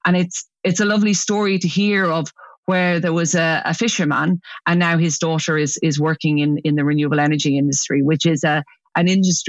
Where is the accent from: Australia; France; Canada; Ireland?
Ireland; Obviously, I'm Irish, so everyone wants to come back to Ireland eventually.